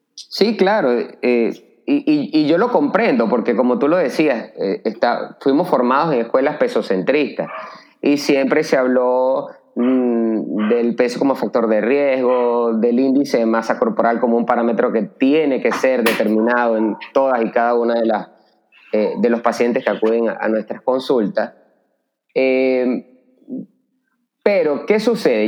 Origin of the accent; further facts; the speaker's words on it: Caracas, Capital District, Venezuela; moved away as an adult; now in Santo Domingo, Dominican Republic; yo soy venezolano, eh, nacido en la ciudad de Caracas, y llevo viviendo en Santo Domingo desde hace tres años